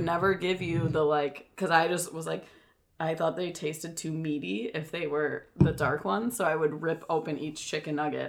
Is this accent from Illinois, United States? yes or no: yes; Chicago, Illinois, United States; accent: Chicago; now in Los Angeles, United States; are you guys making fun of my Chicago accent?